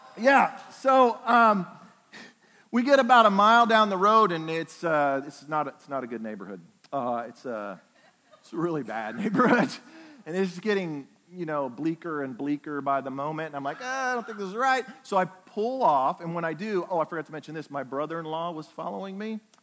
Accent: Oklahoma, United States; I'm from Oklahoma

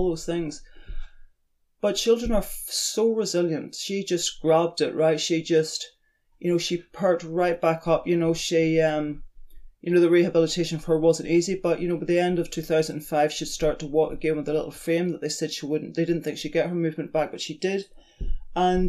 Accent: Ireland; moved away as an adult; now in New Zealand; when I was brought up in Ireland, we lived beside the ocean and the mountains

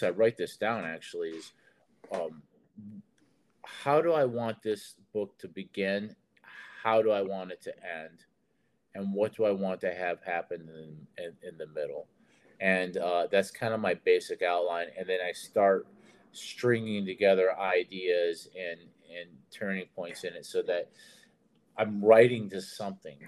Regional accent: Detroit, Michigan, United States; moved away; also born or lived in Nashville; I'm from Detroit, and I was in the Army, and I ended up in Nashville

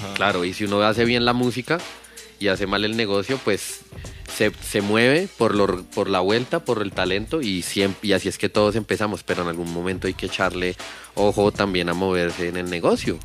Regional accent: Bogotá, Colombia; yo viví, en Kennedy la de años, como 20 años. Sí. Y allá fue que empecé y allá es toda mi raíz.

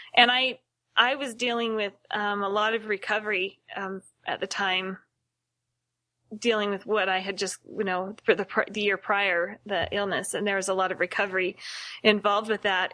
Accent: Seattle, Washington, United States; moved away as an adult; now in Utah, United States; I was born here in Utah, but my family moved to Seattle, and I grew up um, in that area and came back down to Utah to go to school

